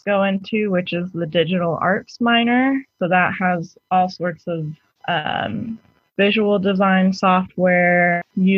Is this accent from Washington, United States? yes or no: yes; Seattle, Washington, United States; now in California, United States; I'm originally from Seattle, Washington